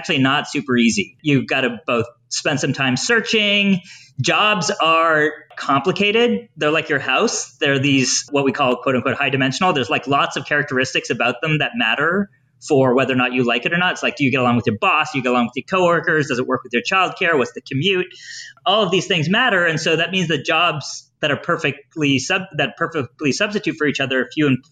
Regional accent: Newfoundland and Labrador, Canada; I'm from Newfoundland

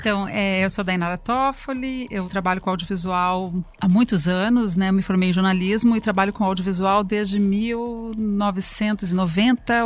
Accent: Porto Alegre, Rio Grande do Sul, Brazil; moved away as an adult; now in São Paulo, Brazil; mudei para São Paulo em 93 sou de Porto Alegre

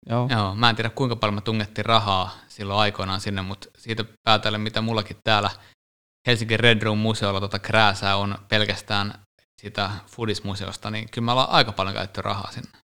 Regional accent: Finland; me ollaan Suomesta

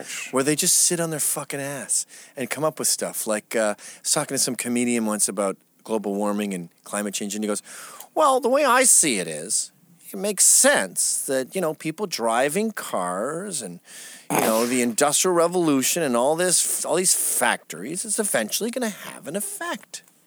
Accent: England, United Kingdom; I was born in England

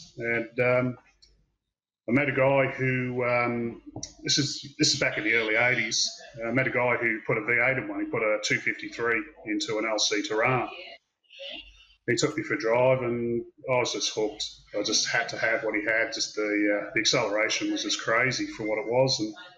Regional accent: Wales, United Kingdom; And, we grew up over in Wales in the UK, and he would, he'd always be working on his car and repairing it himself.

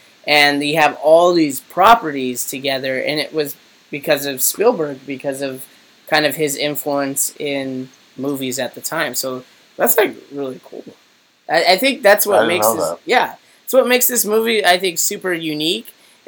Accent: Southern California, United States; growing up in Southern California

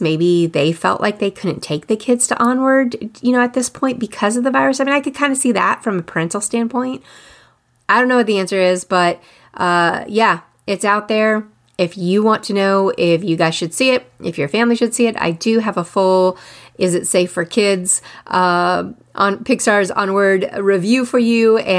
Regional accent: Austin, Texas, United States; I am from Austin. In the early 90s, I lived there. And then I went back in the 2000-somethings.

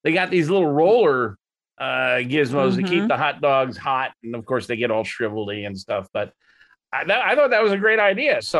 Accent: Chicago, Illinois, United States; I'm from Chicago

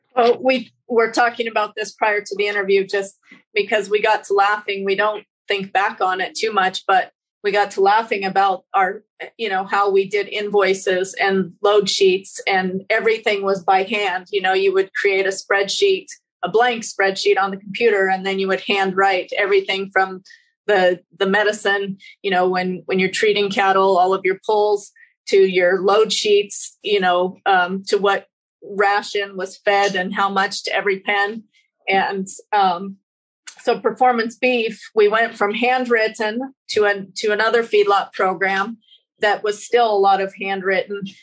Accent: Wyoming, United States; moved away as an adult; also born or lived in Spokane, Washington; now in Connell, United States; I grew up in Wyoming and we had a cow calf herd

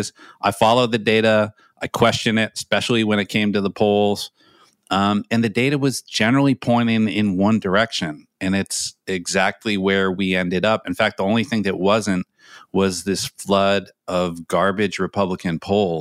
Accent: Andover, Massachusetts, United States; my hometown, a school I didn't go to, but Phillips Andover

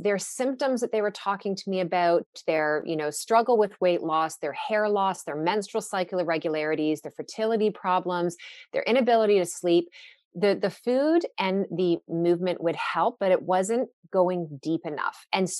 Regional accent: Newmarket, Ontario, Canada; I was working part-time at a gym in the town I grew up in Newmarket

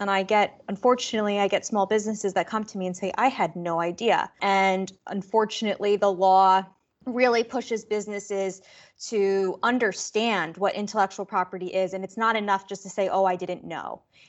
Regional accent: Manhattan suburbs in New Jersey, United States; I grew up in the Manhattan suburbs in New Jersey

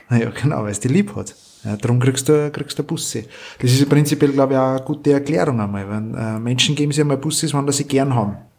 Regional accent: Austria; bei uns in Österreich

